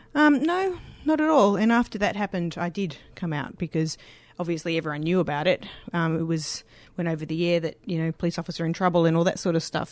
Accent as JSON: {"language": "English", "town": "Sydney", "region": "New South Wales", "country": "Australia", "tie": "born or raised there", "moved": "as an adult", "lives_now": "Victoria, Australia", "said": "I grew up in Lane Cove."}